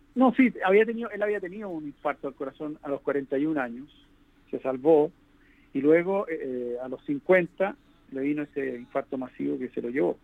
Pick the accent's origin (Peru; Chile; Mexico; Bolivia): Chile; en mi país